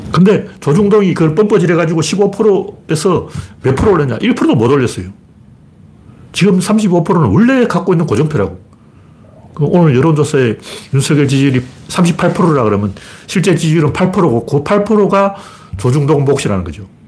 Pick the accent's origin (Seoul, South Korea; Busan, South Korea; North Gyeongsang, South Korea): North Gyeongsang, South Korea; Gyeongju; moved away; 저는 경주 출신이기 때문에